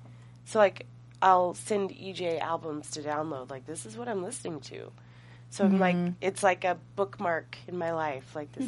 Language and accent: English; Southern Indiana, United States; moved away as an adult; I'm from Southern Indiana